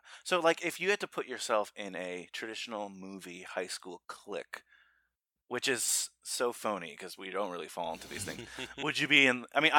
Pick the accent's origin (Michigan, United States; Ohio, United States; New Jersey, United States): New Jersey, United States; Northern; Northern Valley High School is in New Jersey, Northern New Jersey, where we grew up.